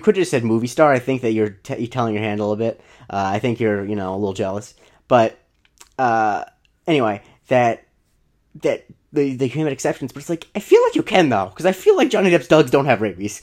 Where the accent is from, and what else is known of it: Florida, United States; born or raised there